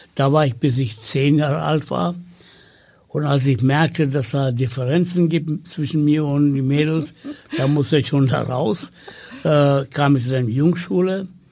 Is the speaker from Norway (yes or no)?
no; Sri Lanka; first language Tamil; German is a second language; moved away as an adult; now in Hamburg, Germany; ich komme aus Sri Lanka